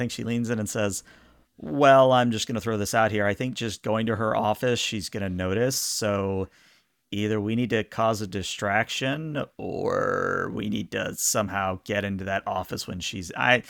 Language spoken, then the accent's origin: English; the South, United States; Hey, I'm from the South. I know what that means.